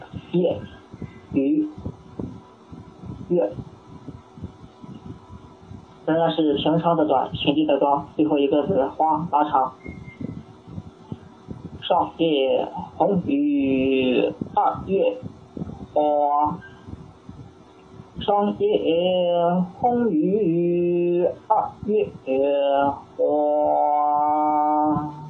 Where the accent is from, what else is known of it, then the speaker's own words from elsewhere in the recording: Weifang, Shandong, China; 我老家是潍坊，潍坊下面一个县城是临朐。